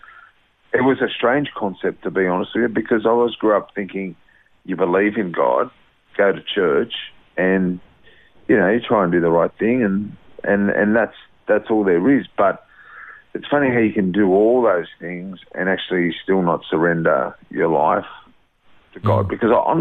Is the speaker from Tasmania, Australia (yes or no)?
no; Sydney, New South Wales, Australia; I was born in Brighton Mass Sands, which is just near the airport in Sydney